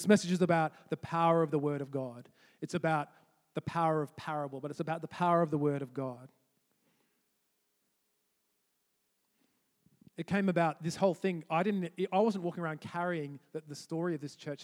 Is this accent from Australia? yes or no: yes; Canberra, Australian Capital Territory, Australia; now in Edinburgh, United Kingdom; I'm from Australia, in a city in Australia called Canberra